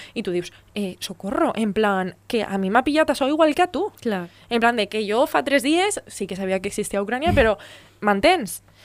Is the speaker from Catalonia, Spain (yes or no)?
no; Navarrés, Valencian Community, Spain; soy de Navarrés